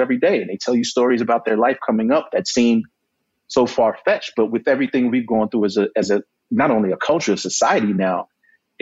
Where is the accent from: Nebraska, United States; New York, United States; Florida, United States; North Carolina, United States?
New York, United States; I was born and raised here.